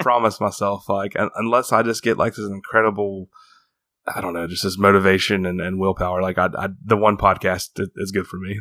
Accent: Appalachia, United States; born or raised there

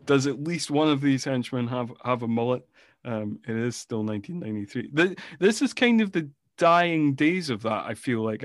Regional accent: Scotland, United Kingdom; I am from Scotland

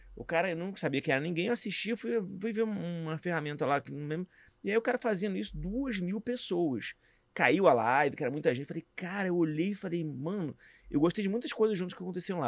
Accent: Rio de Janeiro, Brazil; também sou do Rio

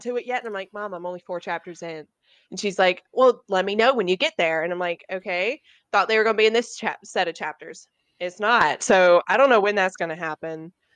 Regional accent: the South, United States; growing up in the South

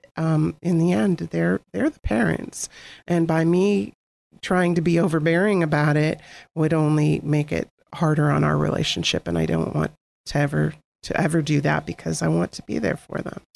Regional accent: Girard, Pennsylvania, United States; I, I grew up, we both grew up in Girard

